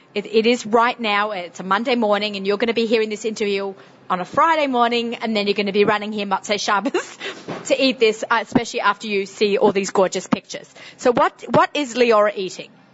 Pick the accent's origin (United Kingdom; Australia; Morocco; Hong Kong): Australia; Sydney, New South Wales; accent: strong Sydney accent; moved away as an adult; now in United States; with my Sydney, strong Sydney accent